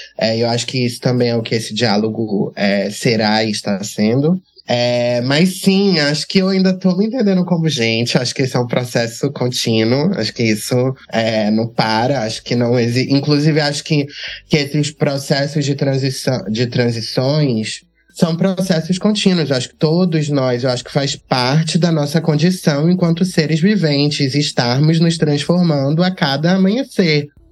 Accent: Catu, Bahia, Brazil; Eu, eu sou de Catu, que é uma cidade no, na região metropolitana de Salvador

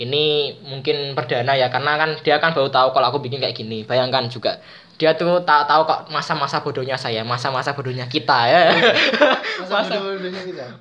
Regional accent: Kudus, Central Java, Indonesia; Kudus, guys. Jadi sama seperti saya.

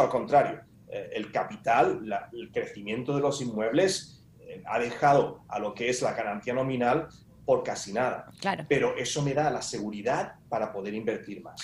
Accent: Spain; como buen español

